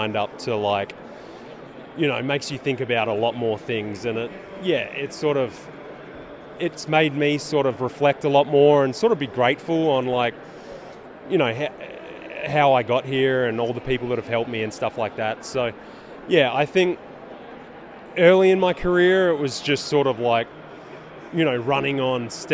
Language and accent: English; Australia; moved away as an adult; now in San Francisco, United States